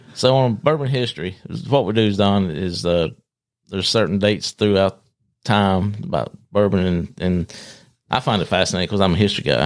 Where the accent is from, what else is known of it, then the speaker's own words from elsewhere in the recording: Gastonia, North Carolina, United States; I was born and raised in Gastonia.